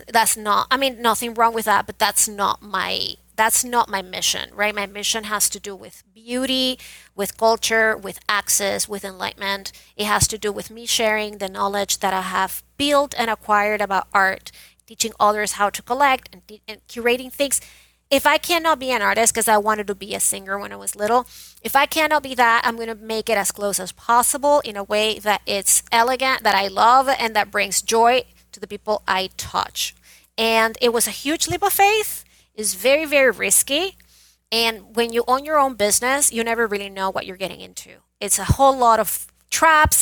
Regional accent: Venezuela; moved away as an adult; now in United States; I was born and raised in Venezuela

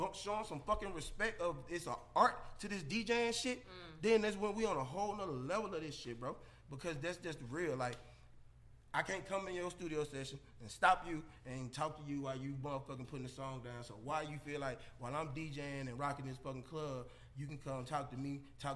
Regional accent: Jackson, Mississippi, United States; now in Atlanta, United States; I come from Jackson, Mississippi

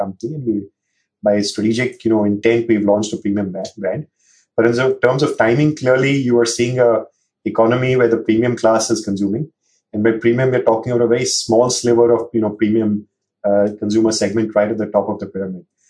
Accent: Mumbai, Maharashtra, India; growing up in Mumbai city

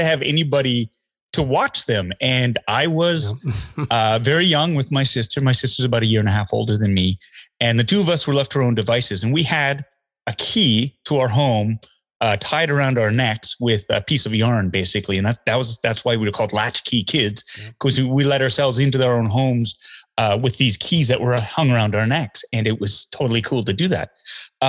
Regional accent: Calgary, Alberta, Canada; I grew up in Calgary, Alberta, and we were close to Spokane, Washington

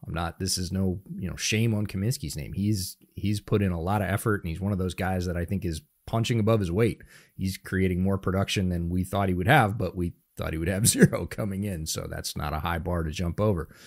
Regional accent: Northeast, United States; now in Seattle area, United States; I grew up in the Northeast

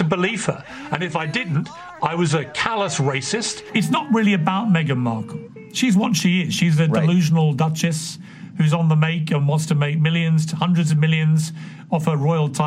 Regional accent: United Kingdom; Britain, my country

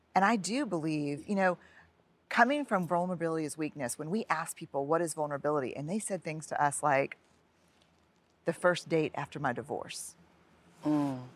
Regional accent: New Orleans, Louisiana, United States; raised Catholic mm-hmm. because I went to Catholic schools in New Orleans

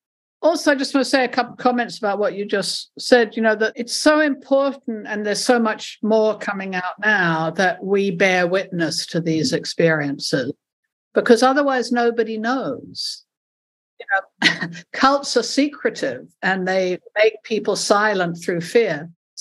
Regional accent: South Africa; because I'm originally South African and my family, my father was South African, and my father and sister were working for the ANC.

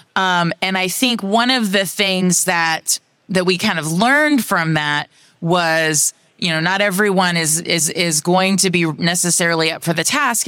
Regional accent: Austin, Texas, United States; C E O of Cat Metro in my hometown of Austin, Texas.

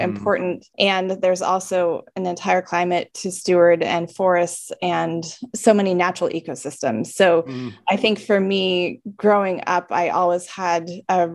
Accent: California, United States; moved away as an adult; also born or lived in Midwest; I grew up in California, I spent quite a bit of time in the Midwest

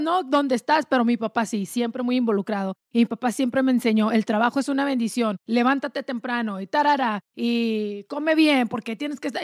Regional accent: Delicias, Chihuahua, Mexico; moved away; yo vengo de un rancho allá en pueblito chiquito en Delicia, Chihuahua

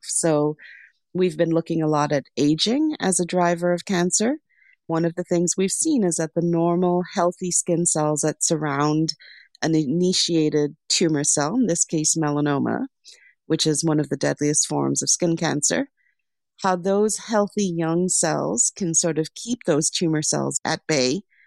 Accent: Lesotho; born or raised there; also born or lived in Sri Lanka; now in United States

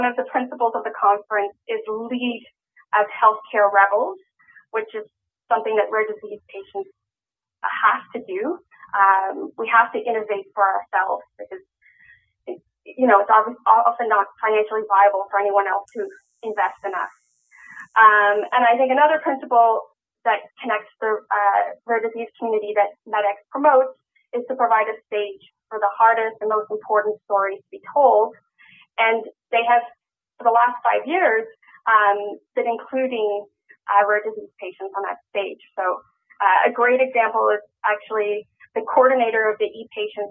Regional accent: Cape Town, Western Cape, South Africa; I was born in Cape Town, South Africa in 1983

